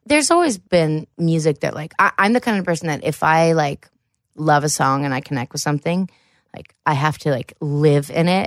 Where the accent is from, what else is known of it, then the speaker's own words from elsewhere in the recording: Jackson, Ohio, United States; also born or lived in Columbus, Ohio / Wellston, Ohio; I actually am from Southern Ohio